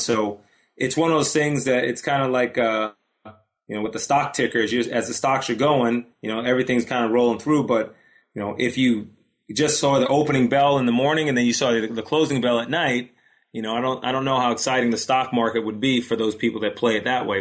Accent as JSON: {"language": "English", "area": "Long Island", "region": "New York", "country": "United States", "tie": "born or raised there", "said": "I grew up on Long Island"}